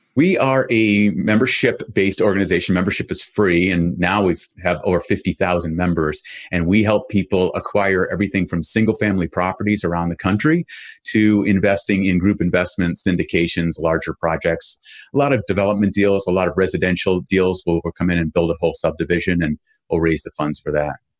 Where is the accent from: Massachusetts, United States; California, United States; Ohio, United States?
Massachusetts, United States; Boston; I grew up in Boston area